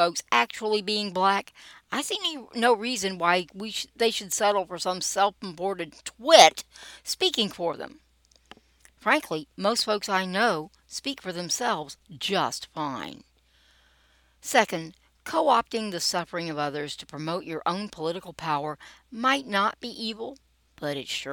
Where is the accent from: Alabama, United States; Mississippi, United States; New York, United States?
Alabama, United States; Montgomery; I'm a Southerner, born and bred. Grew up in Montgomery, Alabama, and I've lived in several parts of South and Central Alabama over the years.